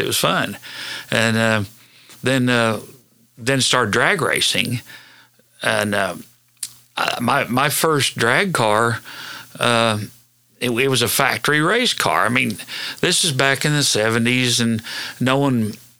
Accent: Hennessey, Oklahoma, United States; I went to school and grew up in Hennessy.

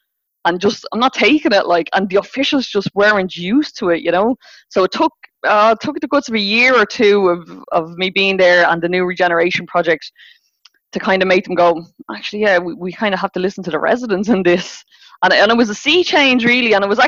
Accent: Dublin, Leinster, Ireland; I grew up in Rialto. And it was like massively, massively disadvantaged at the time. I mean, it was the epicenter of the heroin epidemic.

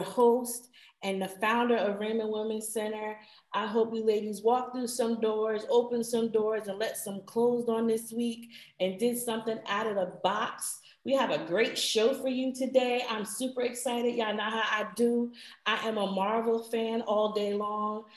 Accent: New Jersey, United States; accent: northern; moved away; also born or lived in Georgia; I'm from Jersey by way of Georgia

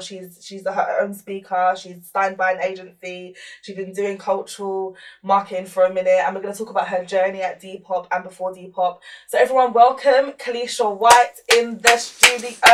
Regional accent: London, United Kingdom; I'm from South London

